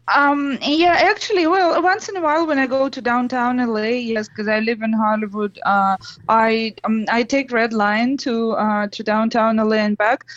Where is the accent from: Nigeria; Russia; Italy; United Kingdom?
Russia; English is a second language; moved away as an adult; now in Los Angeles, United States; I'm originally from Russia and I'm almost 20 years in the US now.